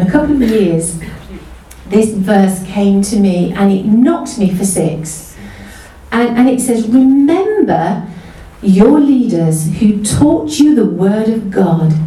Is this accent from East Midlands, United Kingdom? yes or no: yes; Mansfield, East Midlands, United Kingdom; We grew up in Mansfield. We're originally northern kids